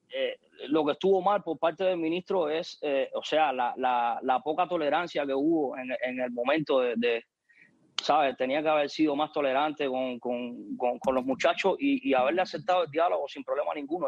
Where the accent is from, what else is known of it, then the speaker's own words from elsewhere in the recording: Cuba; en mi país sí existe una dictadura